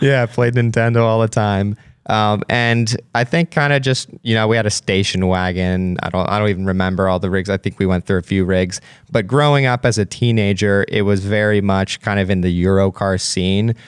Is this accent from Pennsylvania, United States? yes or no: yes; Pennsylvania, United States; growing up in Pennsylvania